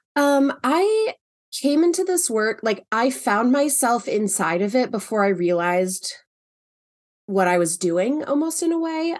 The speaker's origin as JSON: {"language": "English", "town": "Los Angeles", "region": "California", "country": "United States", "also_born_or_lived": "New York City", "moved": "as an adult", "lives_now": "Seattle, United States", "said": "I am originally from Los Angeles, um, moved to New York City when I was eighteen and lived there for, uh, nearly eight years and then have been in Seattle ever since then"}